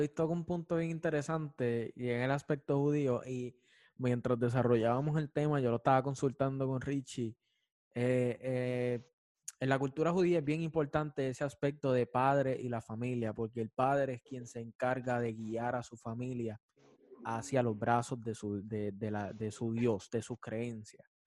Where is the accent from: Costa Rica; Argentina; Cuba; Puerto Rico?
Puerto Rico; Juana Díaz; soy de Juana Díaz